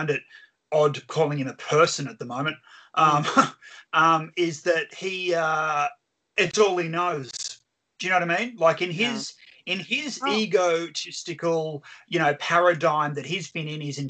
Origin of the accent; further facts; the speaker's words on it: Australia; I'm from Australia